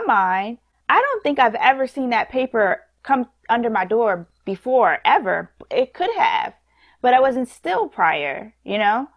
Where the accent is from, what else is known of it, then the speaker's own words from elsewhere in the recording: New York City, New York, United States; we're from New York